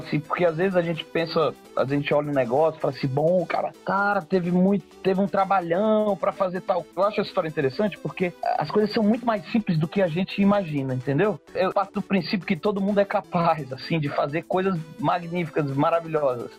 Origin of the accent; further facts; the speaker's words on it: Maranhão, Brazil; Quando a gente é maranhense, que vem de um estado onde a gente tem uma, uma, uma estrutura política, social, um pouco diferente